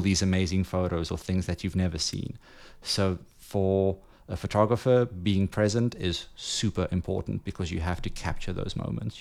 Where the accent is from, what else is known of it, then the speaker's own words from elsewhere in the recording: Johannesburg, Gauteng, South Africa; moved away as an adult; now in Ibiza, Spain; I'm originally from Johannesburg. Uh, left there 2010